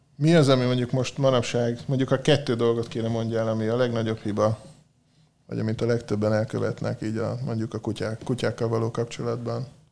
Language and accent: Hungarian; Hungary; moved away; én vidéken éltem, ott nőttem föl